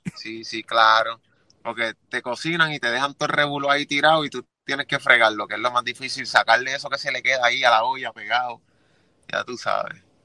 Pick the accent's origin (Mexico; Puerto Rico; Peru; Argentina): Puerto Rico; Juana Díaz; moved away as an adult; also born or lived in Philadelphia, Pennsylvania / Ponce, Puerto Rico / Orlando, Florida / Kissimmee, Florida; Yo soy de Juanadía, Puerto Rico, pero empecé a grabar y escribir mis primeros temas en Ponce